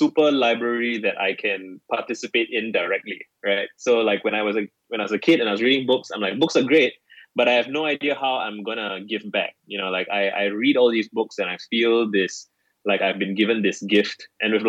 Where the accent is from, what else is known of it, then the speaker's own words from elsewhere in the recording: Singapore; I'm 31. I grew up in Singapore.